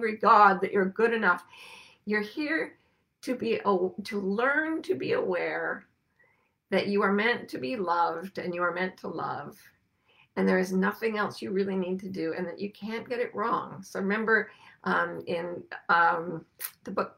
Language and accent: English; near the Great Salt Lake, Utah, United States; I grew up near the Great Salt Lake, which was an ocean that just evaporated and left salt flats.